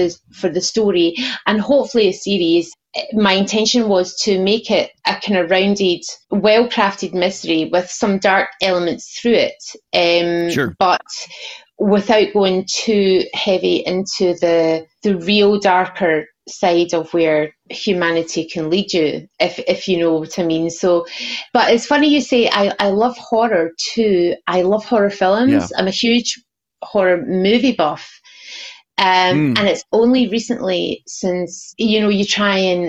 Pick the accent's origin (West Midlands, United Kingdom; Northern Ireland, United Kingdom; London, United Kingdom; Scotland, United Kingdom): Scotland, United Kingdom; I'm Scottish